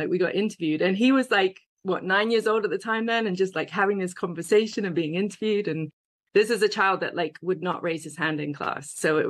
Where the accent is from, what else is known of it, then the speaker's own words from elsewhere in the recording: England, United Kingdom; moved away as an adult; I came over from England to a big hotel, and I was an intern making these massive vats of coleslaw.